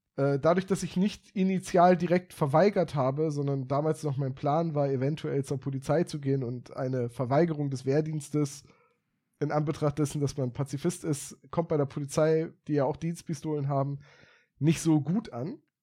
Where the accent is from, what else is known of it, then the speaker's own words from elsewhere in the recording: Bremen, Germany; also born or lived in Oldenburg; meine Heimat war, auf Bremen.